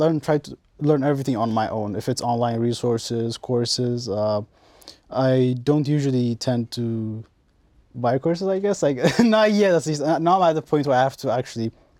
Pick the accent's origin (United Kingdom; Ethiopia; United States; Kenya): Ethiopia; everything is inspired from my home country. Which is? Ethiopia.